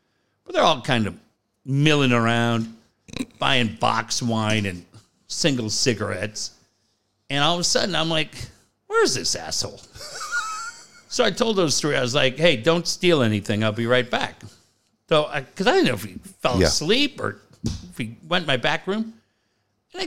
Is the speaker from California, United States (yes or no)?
yes; Cardiff, California, United States; I grew up in Cardiff